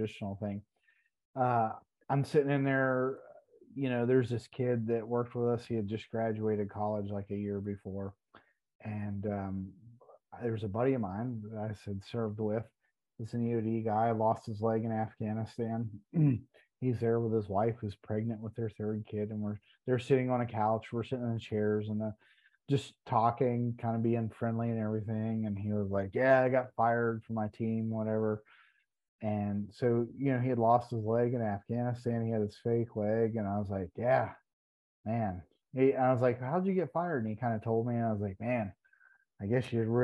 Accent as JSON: {"language": "English", "region": "West Virginia", "country": "United States", "said": "We're both from West Virginia"}